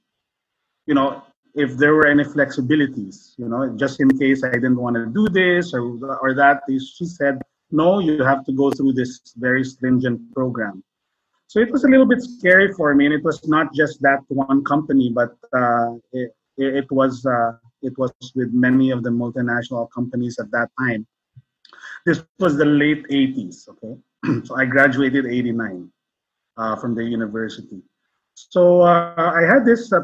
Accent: Philippines; I'm Filipino.

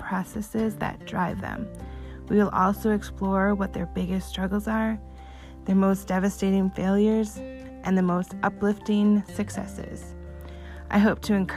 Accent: Wisconsin, United States; I'm from Wisconsin

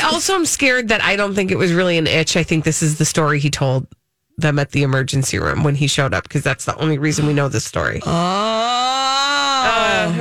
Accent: Minnesota, United States

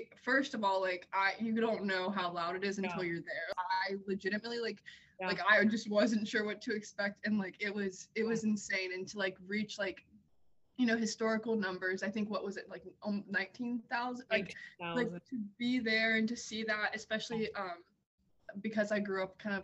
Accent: Wake Forest, North Carolina, United States; I'm from Wake Forest

